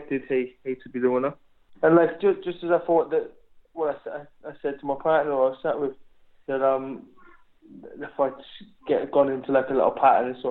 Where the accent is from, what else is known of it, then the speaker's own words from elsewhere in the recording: Wales, United Kingdom; I'm British, I'm Welsh.